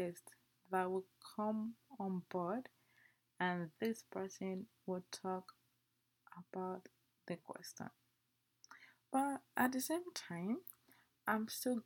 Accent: Nigeria; I'm an Nigerian, okay? My parents are Nigerian

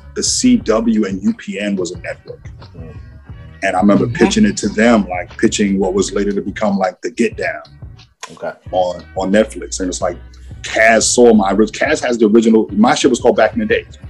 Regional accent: Long Island, New York, United States; I grew up on Long Island.

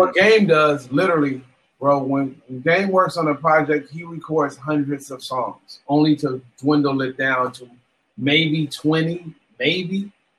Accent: West Coast, United States; I'm from the West Coast. I'm influenced a lot by ….

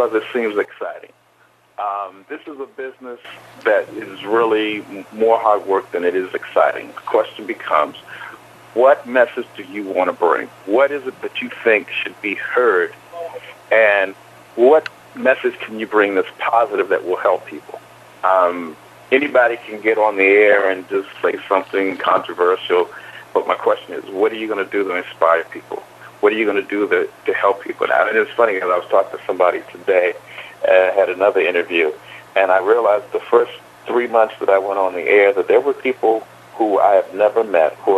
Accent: Kinston, North Carolina, United States; I was born in North Carolina. I was born in Kinston

